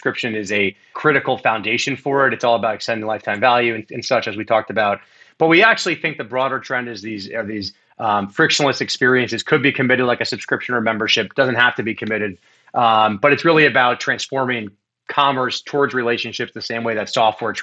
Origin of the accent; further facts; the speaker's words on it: Miami, Florida, United States; growing up in Miami, Florida